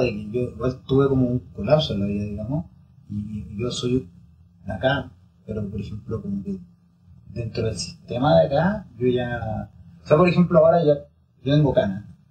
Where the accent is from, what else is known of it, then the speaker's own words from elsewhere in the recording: Chile; yo soy de familia italiana, entonces tenemos todo el tema como de que Italia, que pero básicamente somos chilenos